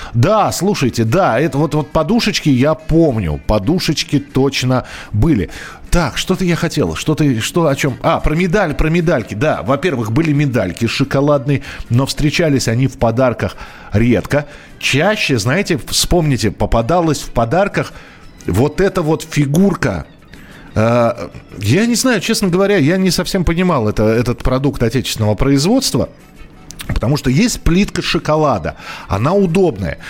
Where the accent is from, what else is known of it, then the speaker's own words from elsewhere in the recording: Moscow, Russia; я родился и вырос в Москве